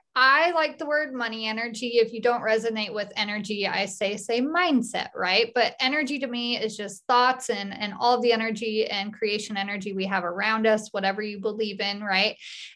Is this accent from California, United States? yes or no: no; Utah, United States; And I am actually from Cache Valley. So live out in the country. I have a hobby farm.